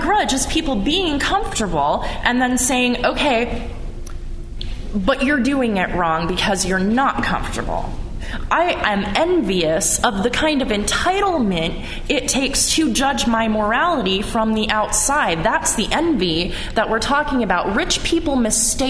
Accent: United States; because I am an American.

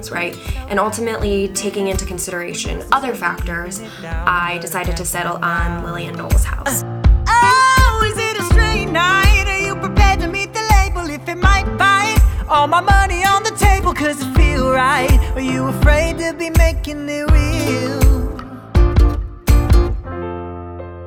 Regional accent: Michigan, United States; moved away as an adult; also born or lived in Los Angeles, United States; now in London, United Kingdom; born and raised in Michigan in the United States

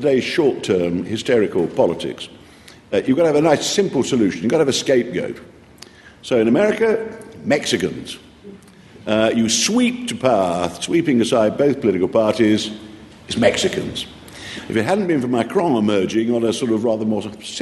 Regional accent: East Midlands, United Kingdom; I come from the North Midlands

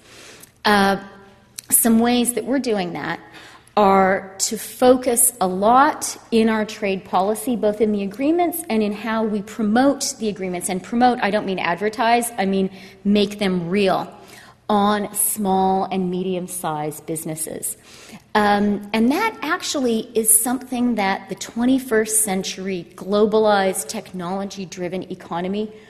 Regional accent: Canada; first language Ukrainian; I was born in Canada, but I grew up speaking Ukrainian.

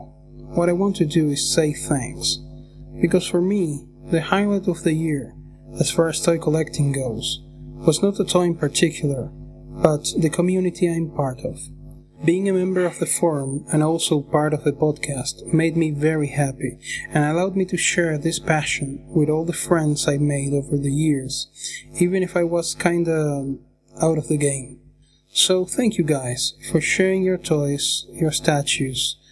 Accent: Argentina; I'm from Argentina

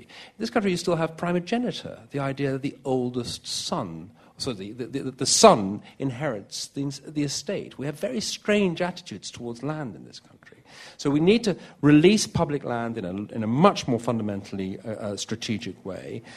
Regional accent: London, United Kingdom; I hail from London.

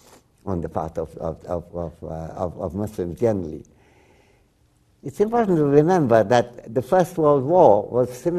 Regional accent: West Bengal, India; first language Bengali; English is a second language; moved away; also born or lived in Dhaka, Bangladesh; as an Indian, I was being schooled in British India. And in Bengal, where I come from

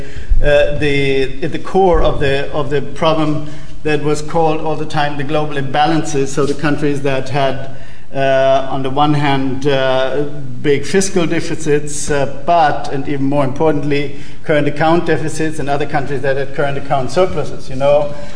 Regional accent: Germany; In Germany, my home country

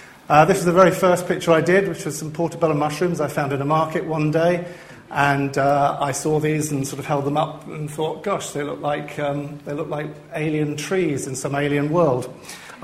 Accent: Liverpool, North West England, United Kingdom; I'm from Liverpool

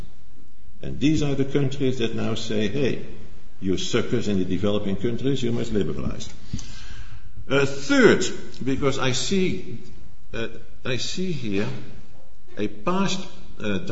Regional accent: Netherlands; accent: Dutch; English is a second language; as you have heard from my accent, I am from the Netherlands

